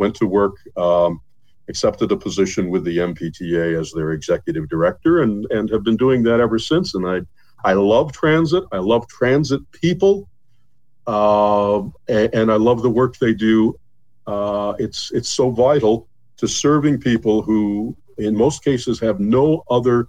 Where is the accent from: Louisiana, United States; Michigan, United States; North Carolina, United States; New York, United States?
Michigan, United States; Owosso; my hometown of Owosso